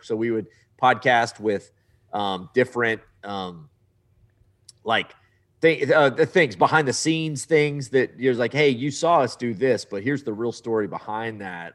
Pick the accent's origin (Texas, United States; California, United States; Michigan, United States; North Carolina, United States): Texas, United States; Southeast; I grew up in Southeast Texas